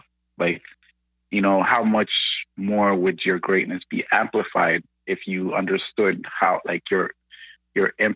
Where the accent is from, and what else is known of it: Toronto, Ontario, Canada; born or raised there; also born or lived in Ghana / France / Montreal